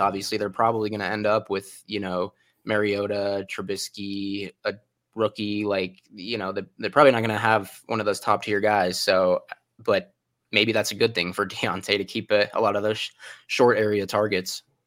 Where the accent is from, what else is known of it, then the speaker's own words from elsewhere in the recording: Denver, Colorado, United States; my hometown team, the Broncos